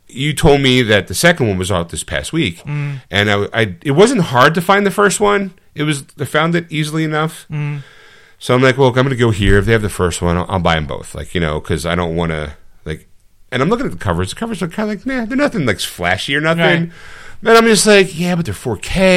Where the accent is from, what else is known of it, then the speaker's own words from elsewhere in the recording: Philadelphia, Pennsylvania, United States; I'm from Philadelphia